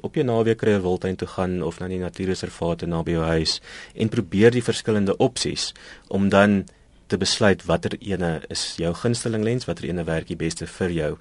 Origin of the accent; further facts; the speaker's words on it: Pretoria, Gauteng, South Africa; ek het in Pretoria groot geword